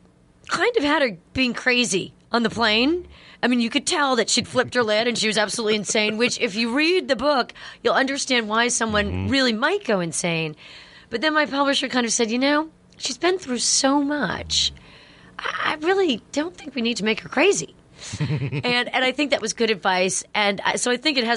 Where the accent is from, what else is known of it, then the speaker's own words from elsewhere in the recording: Connecticut, United States; I'm from Connecticut